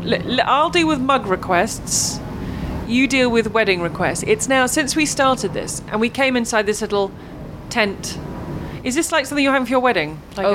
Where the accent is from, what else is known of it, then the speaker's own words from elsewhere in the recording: England, United Kingdom; being English, British